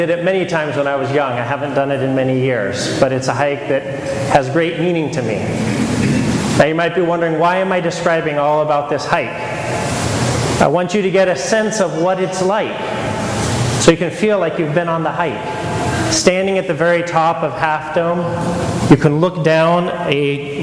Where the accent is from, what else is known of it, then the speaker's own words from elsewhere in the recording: Modesto, California, United States; I grew up in Modesto